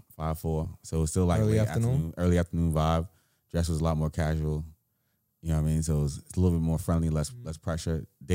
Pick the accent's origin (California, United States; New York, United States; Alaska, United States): New York, United States; New York City; because I'm a New Yorker.